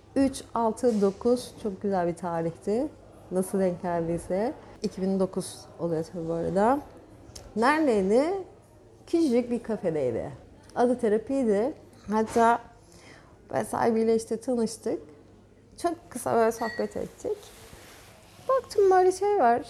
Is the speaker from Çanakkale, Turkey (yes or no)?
yes; Gökçeada, Çanakkale, Turkey; Gökçeada'da doğmadım. Burada doğdum. Çanakkale doğumluyum ama çocukluğum Gökçeada'da geçti.